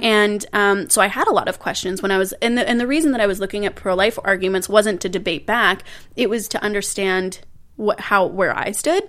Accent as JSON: {"language": "English", "country": "Canada", "tie": "born or raised there", "said": "I was born and raised in Canada"}